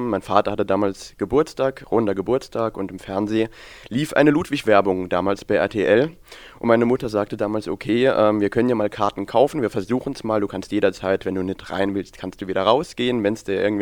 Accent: Füssen, Bavaria, Germany; also born or lived in Saarland; Ich komme eigentlich aus dem Saarland, bin im Landkreis St. Wendel geboren, 1998 und eigentlich ja seit 2004 mehr in Füssen als im Saarland, ja.

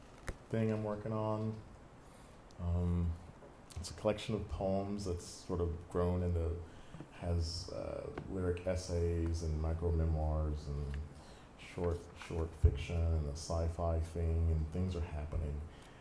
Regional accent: Milledgeville, Georgia, United States; moved away as an adult; also born or lived in Houston, Texas / Bemidji, Minnesota; I've moved around a bit. I moved from Georgia, where I was born and raised, to Houston, Texas, where I got an MFA, up to northern Minnesota, a little town called Bemidji.

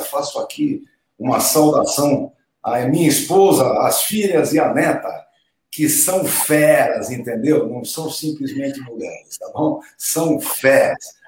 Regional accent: Santos, São Paulo, Brazil; lá na minha terrinha em Santos

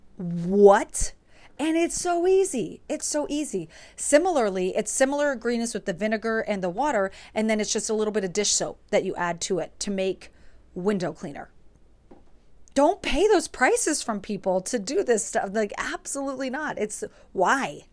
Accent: New York, United States; moved away as an adult; now in Pittsburgh, United States; I am originally from New York. I moved, I was there from two thousand three to twenty twenty-two, and now I currently live in Pittsburgh

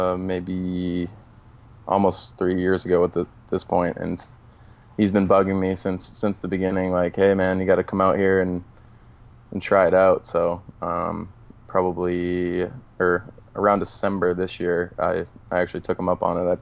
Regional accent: Boston, Massachusetts, United States; moved away; I was actually born in the city in Boston, and then my parents moved into the suburbs when I was about 5 years old

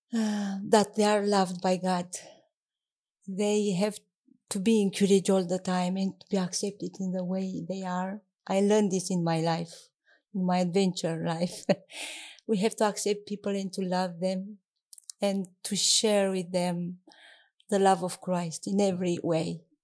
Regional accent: southeast Romania, Romania; English is a second language; moved away as an adult; also born or lived in Bucharest, Romania / Timisoara, Romania; now in United Kingdom; I grew up near Danube in the southeast of Romania. My childhood I spent there

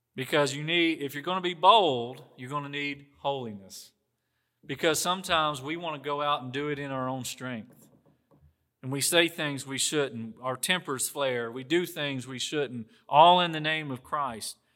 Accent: the South, United States; accent: Southern; People say to me, "You sound Southern." It's because that's where I'm from.

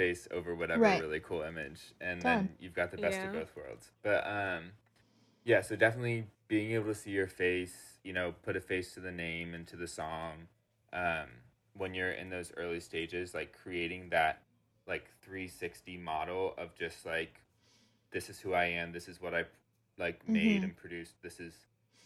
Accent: Orlando, Florida, United States; my hometown studio mm-hmm. in Orlando, Studio 18 Florida

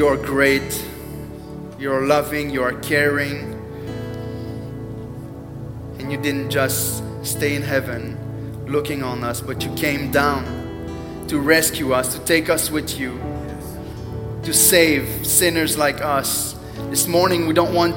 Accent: Quebec, Canada; English is a second language; I'm from Quebec. I don't know if you noticed the accent a little bit

